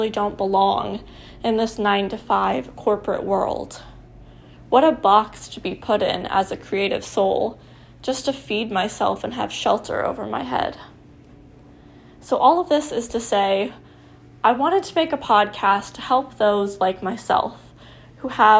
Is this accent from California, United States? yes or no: no; Nebraska, United States; I went to college in my hometown in Nebraska